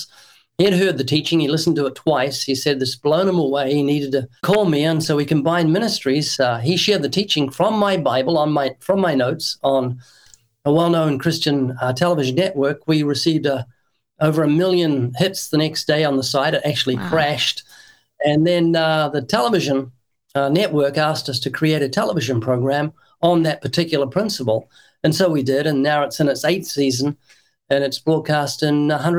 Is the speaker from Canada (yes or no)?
no; New Zealand; moved away as an adult; now in United States; I was born twice in New Zealand. That's why you can find a hint of an accent.